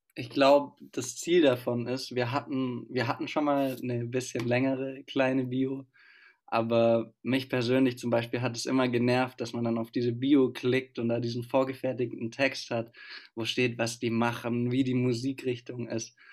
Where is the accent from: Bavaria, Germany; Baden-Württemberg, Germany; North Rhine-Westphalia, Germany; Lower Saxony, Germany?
Baden-Württemberg, Germany; Stuttgart; now in Freiburg, Germany; ich komme aus Stuttgart, wie wir alle eigentlich, und studiere jetzt aber in Freiburg